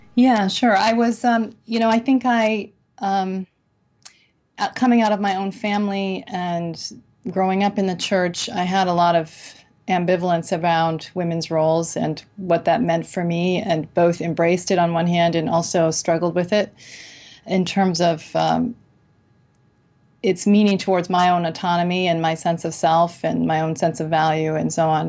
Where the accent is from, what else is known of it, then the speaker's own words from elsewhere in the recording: Burlington, Vermont, United States; now in Chicago, United States; I grew up in Burlington, Vermont